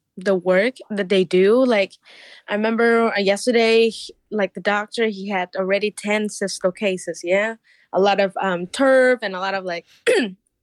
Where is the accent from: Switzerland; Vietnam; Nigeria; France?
Vietnam; now in Illinois, United States; I'm from Vietnam